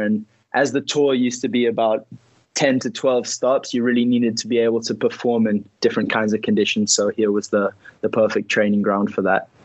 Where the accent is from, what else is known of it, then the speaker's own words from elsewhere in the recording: Ibiza, Balearic Islands, Spain; moved away; also born or lived in Tarifa; I was born in Ibiza